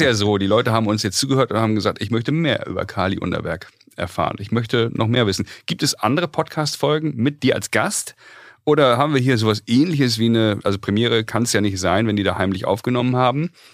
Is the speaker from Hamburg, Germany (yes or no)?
yes; Hamburg, Germany; Wir Sind ja beide Hamburger Jungs hier